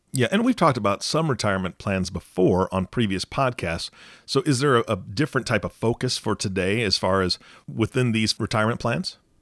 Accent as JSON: {"language": "English", "region": "Pacific Northwest", "country": "United States", "said": "I'm from the Pacific Northwest"}